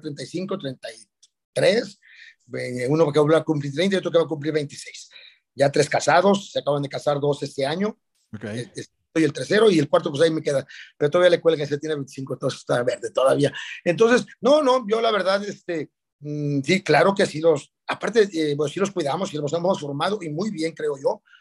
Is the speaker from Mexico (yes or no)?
yes; Guadalajara, Jalisco, Mexico; Soy tapatío de Guadalajara, Jalisco. Nacido el 7 de febrero de 1962